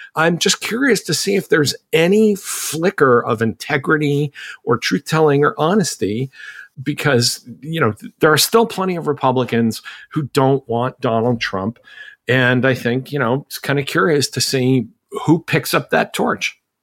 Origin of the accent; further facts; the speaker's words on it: Massachusetts, United States; I'm from Massachusetts